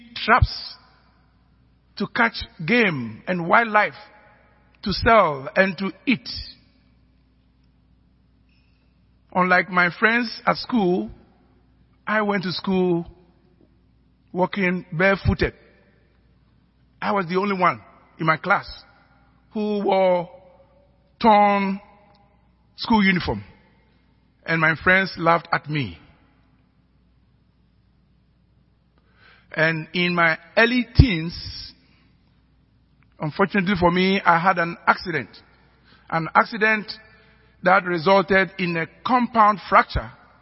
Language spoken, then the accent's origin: English; Ghana; accent: African